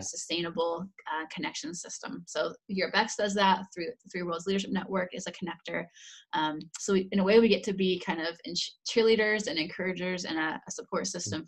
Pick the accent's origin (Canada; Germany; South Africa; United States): United States; moved away as an adult; also born or lived in Indiana / Netherlands; now in Hungary; Dan and I grew up in America